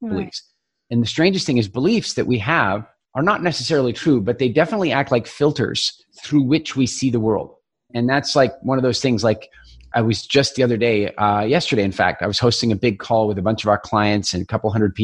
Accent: Eastern Canada, Canada; I grew up in Eastern Canada.

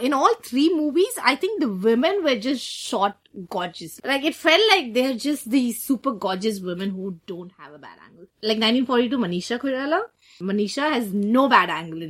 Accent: Delhi, India; moved away; You can't take Delhi out of us

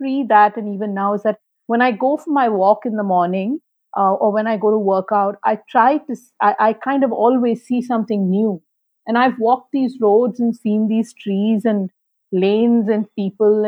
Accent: Kolkata, West Bengal, India; growing up in Calcutta

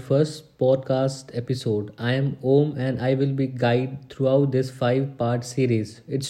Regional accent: Purnia, Bihar, India; My hometown is Purnia, Bihar, and I am 19 years old.

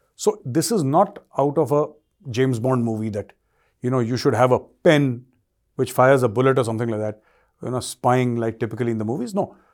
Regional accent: India; I'm an Indian.

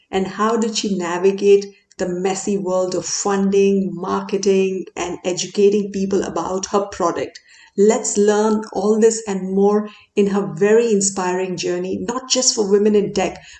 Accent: India; Growing up in India, a great career option was to pursue engineering and then combine those skills with the MBA to climb the corporate ladder.

